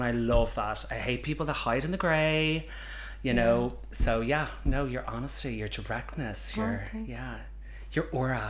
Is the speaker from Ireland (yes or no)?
yes; County Mayo, Connacht, Ireland; moved away as an adult; also born or lived in Scotland; now in Dublin, Ireland; I'm from Ireland. I'm from the west coast of Ireland, County Mayo, quite rural, come from a small village, moved to Dublin. About 8 years ago, was living in Scotland for a while, missed the Irish men, so decided to move home to the big smoke of Dublin